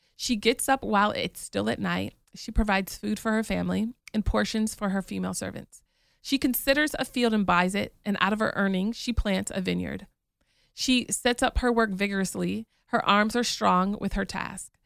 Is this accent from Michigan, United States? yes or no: yes; Michigan, United States; moved away as an adult; also born or lived in New York; now in Atlanta, United States; I grew up in Michigan